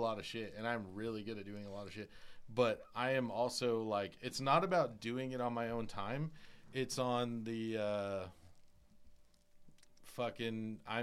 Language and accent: English; New York City, New York, United States; moved away; also born or lived in Perris, California; I was born in New York. I lived in Glendale, Queens